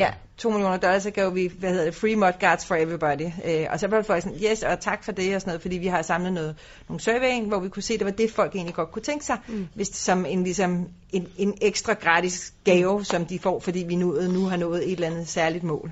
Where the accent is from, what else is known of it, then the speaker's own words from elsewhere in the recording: Denmark; vi kommer fra Danmark, som er en cyklenation